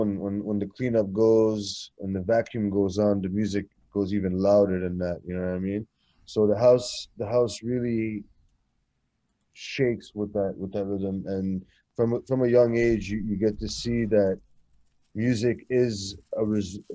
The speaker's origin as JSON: {"language": "English", "town": "Montreal", "region": "Quebec", "country": "Canada", "tie": "born or raised there", "also_born_or_lived": "Kuwait / Egypt / Lebanon", "said": "It's when I immigrated to Canada around the age of four"}